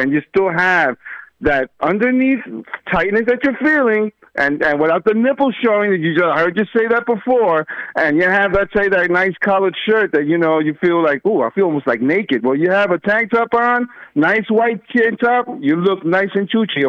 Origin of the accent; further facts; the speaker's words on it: Northeast, United States; moved away; I'm from the Northeast